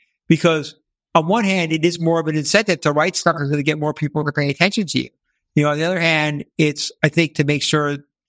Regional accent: New York, United States; I came from New York, so I still have a little of that New York obnoxious, you know, ness to me.

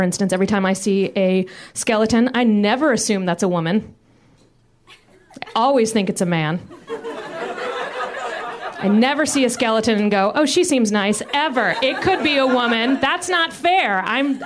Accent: Richmond, Virginia, United States; I'm from Richmond, Virginia

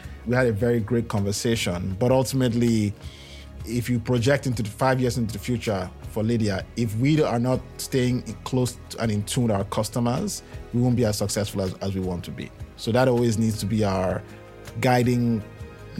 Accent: Nigeria; I'm Nigerian

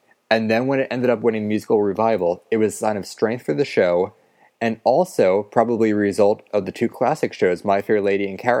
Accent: United States; growing up near New York

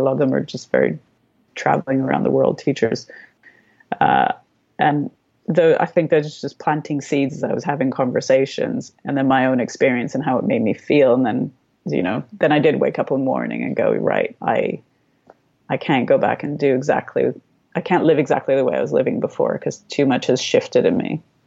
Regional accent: Canada; also born or lived in Romania; I was born in Romania, not in Canada. Um, my parents defected when I was very young. We restarted in Canada with absolutely nothing

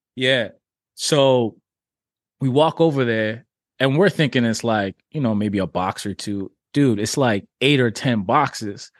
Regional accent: Toronto, Ontario, Canada; also born or lived in Jamaica / New York City; I'm Jamaican born, Toronto raised, but New York grew 'em

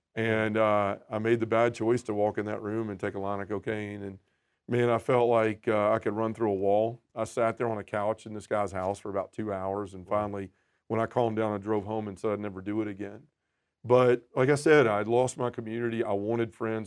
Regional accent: Memphis, Tennessee, United States; born and raised in Memphis, Tennessee, still live there now

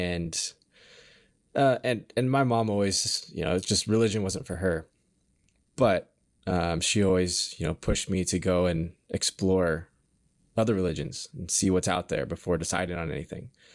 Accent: Kenmore, Washington, United States; I grew up in Washington. So, um, I grew up in Kenmore.

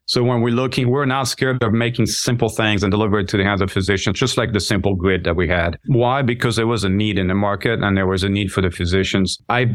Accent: France; English is a second language; moved away as an adult; now in United States; I grew up in France. I was born and raised there, moved a lot. I did a couple years of that first year of med school in France, but got distracted and missed my anatomy exam. So decided to move to the U.S.

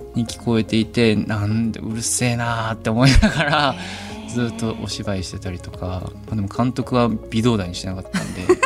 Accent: Osaka, Japan; accent: Kansai dialect; 僕ももともとその大阪出身なのもあって、関西弁で喋るのがすごく楽だったので

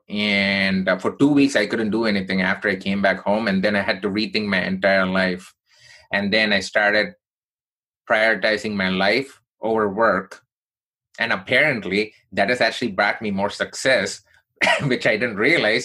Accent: Chennai, Tamil Nadu, India; now in United States; I grew up in southern part of India from a place called Chennai

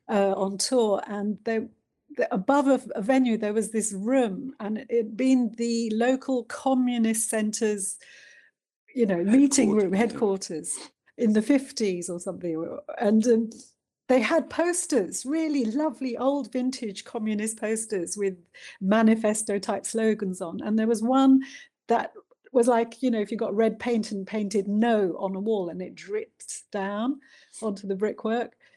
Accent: London, United Kingdom; also born or lived in India; I was uh, born in India um, mm-hmm. and I came over to London uh, when I was a baby.

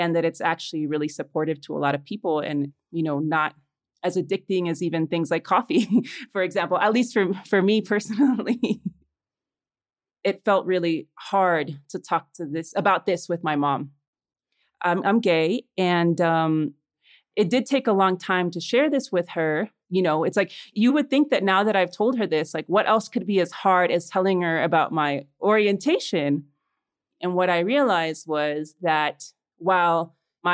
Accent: Chicago, Illinois, United States; born or raised there; also born or lived in Los Angeles, United States; now in Mexico City, Mexico

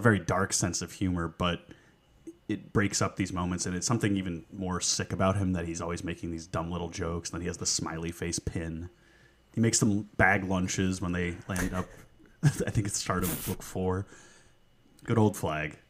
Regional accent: New York, United States; we grew up in New York

